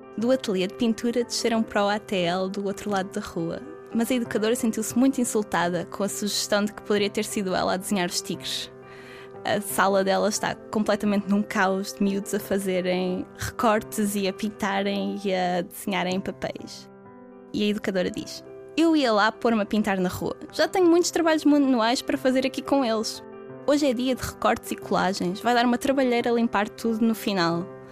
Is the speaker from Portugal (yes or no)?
yes; Penafiel, Norte, Portugal; moved away as an adult; now in Porto, Portugal; Eu sou de Penafiel, mas já vivo no Porto há alguns anos